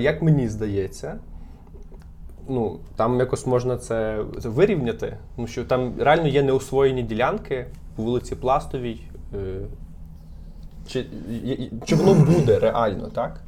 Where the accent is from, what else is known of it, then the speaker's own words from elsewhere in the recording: Lviv, Lviv Oblast, Ukraine; А я виріс на Любінській, так? І там живуть досі мої батьки